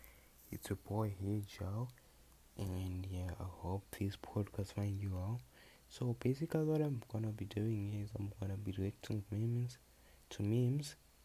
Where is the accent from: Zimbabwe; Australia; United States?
Zimbabwe; I'm from Zimbabwe, Africa.